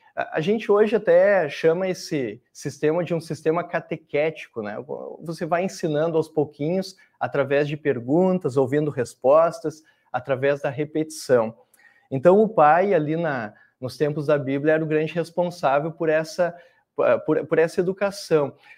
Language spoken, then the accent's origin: Portuguese; Cachoeira do Sul, Rio Grande do Sul, Brazil; also born or lived in Dom Pedrito / Canela / Novo Hamburgo; eu nasci em Dom Pedrito, no Rio Grande do Sul, mas a vida toda vivi em Cachoeira do Sul, pelo menos minha infância, adolescência